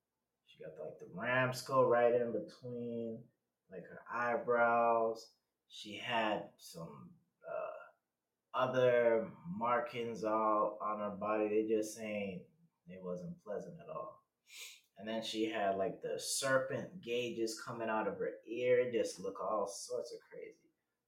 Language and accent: English; U.S. Virgin Islands; also born or lived in Texas; I'm from the Virgin Islands, raised there, you know. I was born out here in Texas, but you know, I don't really claim Texas like that.